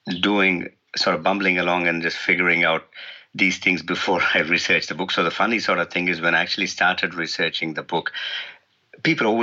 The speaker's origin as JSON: {"language": "English", "country": "India", "moved": "yes", "lives_now": "New Zealand", "said": "originally I'm from India"}